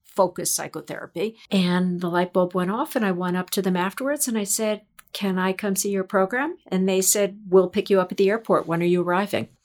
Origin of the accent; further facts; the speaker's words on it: New York, United States; I am a native New Yorker